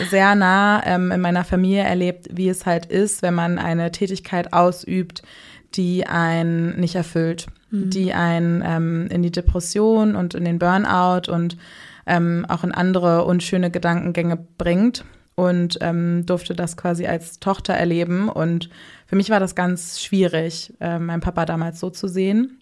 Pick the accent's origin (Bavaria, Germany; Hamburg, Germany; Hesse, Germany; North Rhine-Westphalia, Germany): Hamburg, Germany; Bin gebürtige Hamburgerin, 27 Jahre alt.